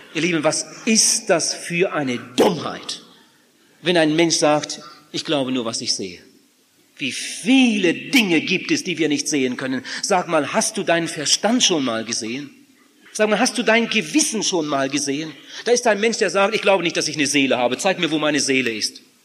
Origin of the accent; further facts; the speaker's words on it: Germany; Bei uns in Deutschland